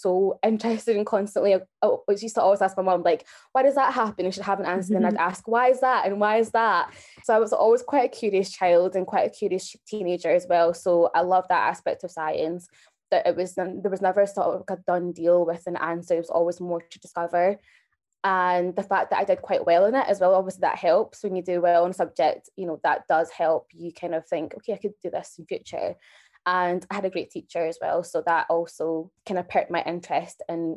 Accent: Glasgow, Scotland, United Kingdom; moved away as an adult; also born or lived in Kenya; now in Newcastle, United Kingdom; I was born in Kenya and raised in Glasgow. I'm now in Newcastle studying microbiology

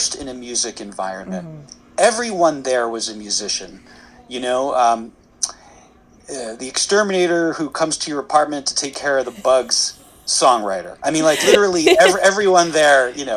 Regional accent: Philadelphia, Pennsylvania, United States; I grew up in Philadelphia

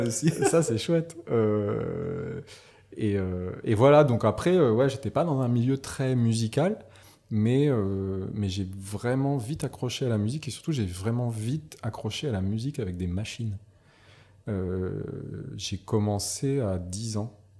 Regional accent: Nouméa, South Province, New Caledonia; also born or lived in Northern Province, New Caledonia; je suis né en Caïdonie Et puis, bah, j'ai fait toute ma scolarité ici

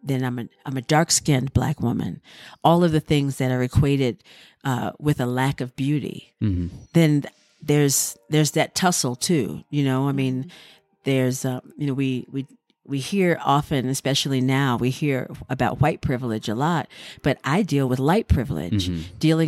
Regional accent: Durham, North Carolina, United States; It was just really wonderful to know that I had a history that I mm-hmm. had found in my hometown and didn't mm-hmm. even know dance was that powerful in Durham.

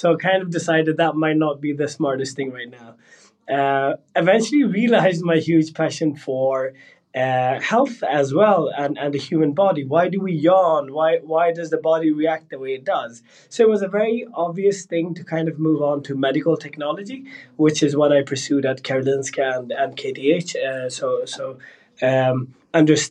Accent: Sweden; Born and raised in Sweden with parents with a heritage from Punjab.

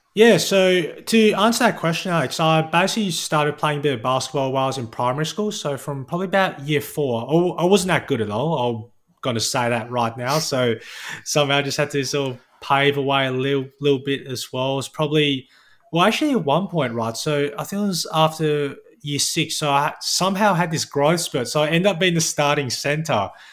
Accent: Perth, Western Australia, Australia; I was born and raised here in Perth

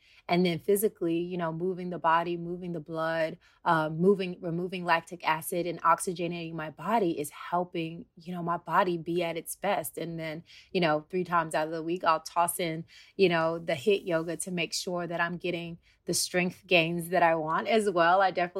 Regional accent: the South, United States; cornbread, you know, I'm from the South.

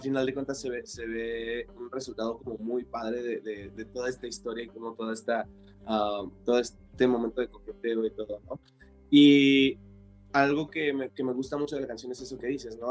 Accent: Tijuana, Baja California, Mexico; moved away as an adult; also born or lived in Guadalajara, Jalisco; now in Mexico City, Mexico; crecí y fui, fui criado en Tijuana

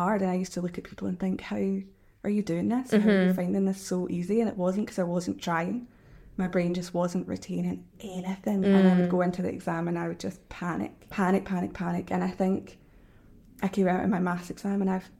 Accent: Renfrew, Scotland, United Kingdom; I grew up in Renfrew, so it's like 10 minutes outside.

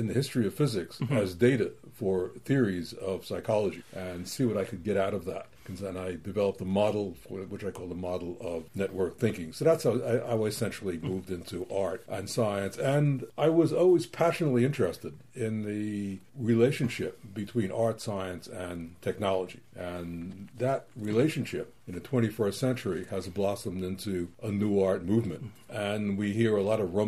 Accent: New York City, New York, United States; I grew up in New York City, which is a great place for famous museums

